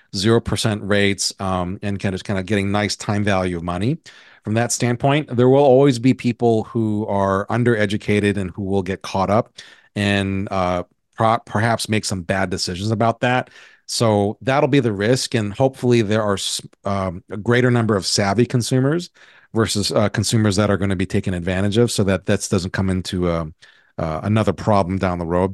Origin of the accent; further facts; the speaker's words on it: Hawaii, United States; where I was born and raised in Hawaii